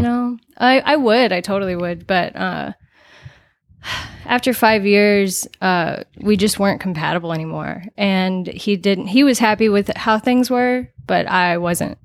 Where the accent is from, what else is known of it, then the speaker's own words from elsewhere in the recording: Las Vegas, Nevada, United States; I'm from Las Vegas, actually.